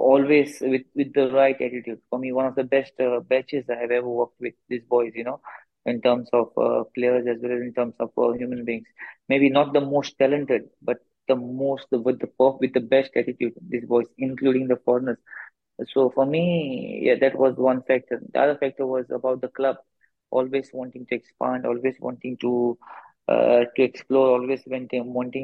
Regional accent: Goa, India; moved away as an adult; now in Odisha, India

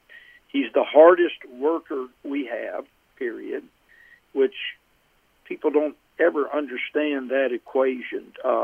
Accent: Alabama, United States; So I have followed the Giants in my youth and was a fan of theirs, even growing up in Alabama, which doesn't make much sense

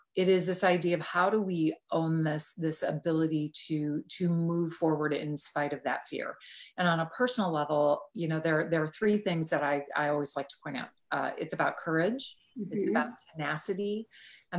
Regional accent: Green Bay, Wisconsin, United States; moved away; I grew up just outside of Green Bay, Wisconsin.

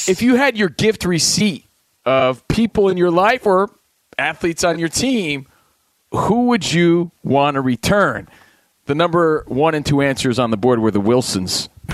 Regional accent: New Jersey, United States; Coming from Jersey, you know, a lot of us are mama's boys growing up

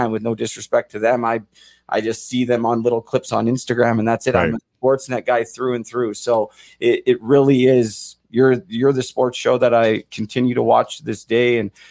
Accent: Vancouver, British Columbia, Canada; I grew up in Vancouver, man. So I was downtown 2011, saw my city get torched

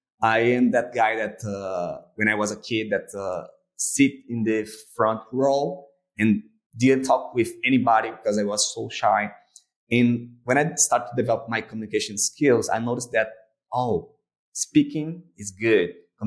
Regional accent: Brazil; English is a second language; I'm from Brazil and I'm an entrepreneur and in the digital marketing field.

